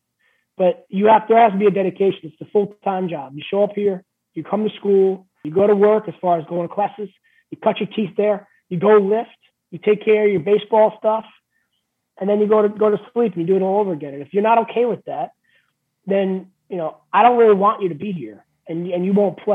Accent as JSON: {"language": "English", "town": "New York City", "region": "New York", "country": "United States", "moved": "yes", "lives_now": "Maine, United States", "said": "I'm originally from New York, right? So I'm from Queens"}